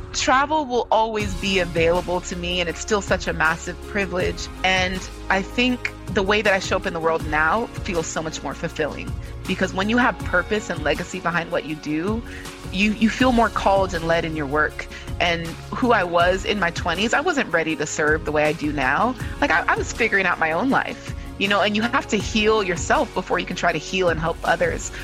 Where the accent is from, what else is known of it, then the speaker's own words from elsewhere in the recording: California, United States; I am a daughter of two Nigerian immigrant parents, but I was born and raised in California.